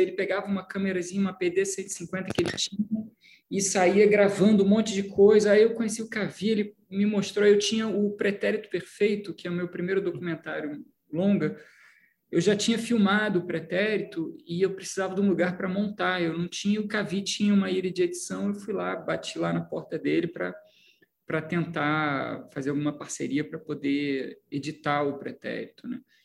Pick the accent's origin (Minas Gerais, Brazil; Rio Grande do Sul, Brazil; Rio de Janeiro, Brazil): Rio de Janeiro, Brazil; Petrópolis; also born or lived in Belo Horizonte; eu sou de Petrópolis, né? interior do Rio, Petrópolis, que eu, que eu nasci, fui criado. Também morei em Belo Horizonte, é, de, de um a oito anos eu morei em Belo Horizonte